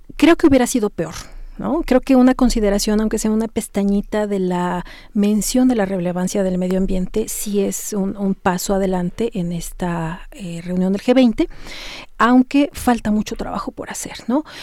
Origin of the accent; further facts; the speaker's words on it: Mexico; como mexicanos, como ciudadanos, como eh, profesionistas